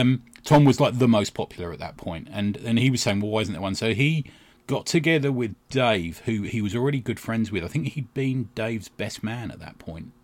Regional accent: United Kingdom; we're British

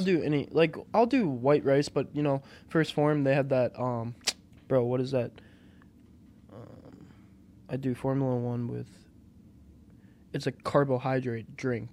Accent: Aspen, Wisconsin, United States; also born or lived in Brookfield, Wisconsin / Oconomowoc, Wisconsin; born and raised in Aspen, Wisconsin

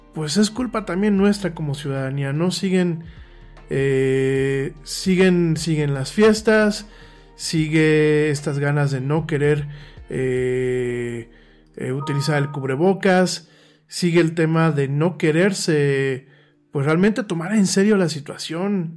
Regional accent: Mexico; como mexicano

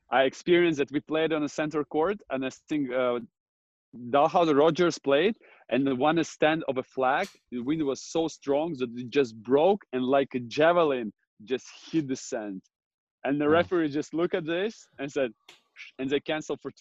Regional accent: Jurmala, Latvia; it's pretty windy in Jurmala, my hometown where I grew up

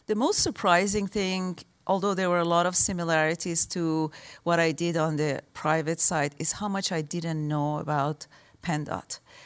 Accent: Tehran, Tehran Province, Iran; moved away; also born or lived in Michigan, United States; I grew up in Iran.

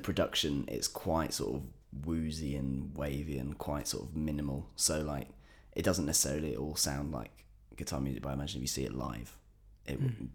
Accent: England, United Kingdom; as an Englishman

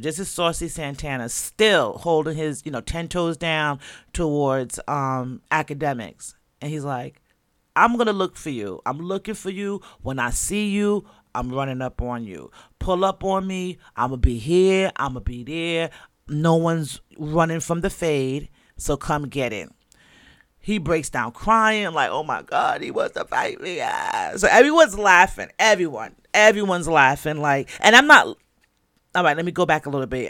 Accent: Jamaica; 'cause I'm Jamaican. And unless I tell you, or unless, you know, it just come out in my accent, you might not know.

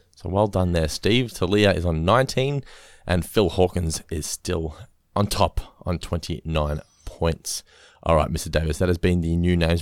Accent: Norlane, Victoria, Australia; where I grew up in Norlane

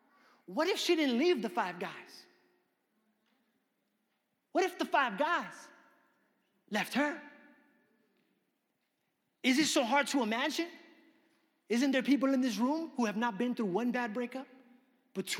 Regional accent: New York, United States; I grew up in New York

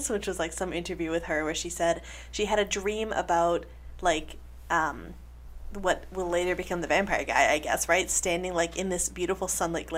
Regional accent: Minnesota, United States; I grew up in Minnesota, and it's very flat

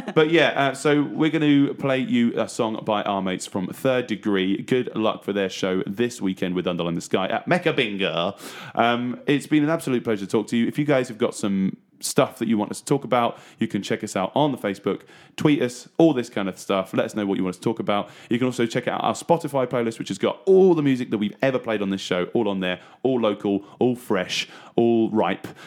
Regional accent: Trimley, East of England, United Kingdom; born and bred in Trimley

